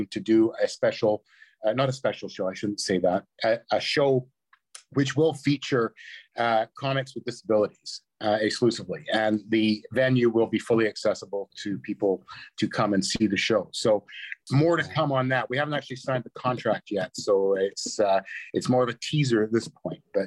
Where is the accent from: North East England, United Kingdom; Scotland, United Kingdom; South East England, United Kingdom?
Scotland, United Kingdom; now in Canada; I said I was from Scotland. I arrived in Canada in 1968